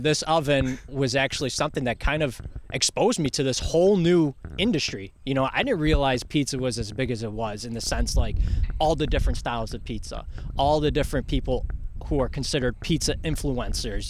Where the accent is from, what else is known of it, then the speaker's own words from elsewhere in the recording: New York City, New York, United States; now in Rochester, United States; I'm from Bronx. It's the Bronx, you know.